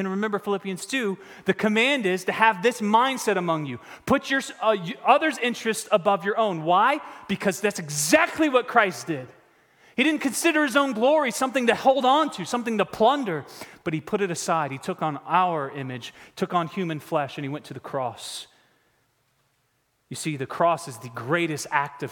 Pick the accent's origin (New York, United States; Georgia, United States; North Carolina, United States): North Carolina, United States; Raleigh; I'm from Raleigh